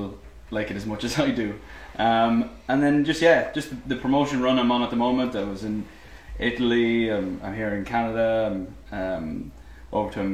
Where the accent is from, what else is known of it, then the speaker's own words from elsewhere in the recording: Ireland; moved away; being Irish. I mean, just growing up in the island